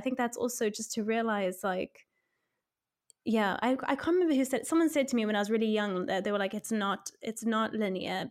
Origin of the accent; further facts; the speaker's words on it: South Africa; moved away; I'm from South Africa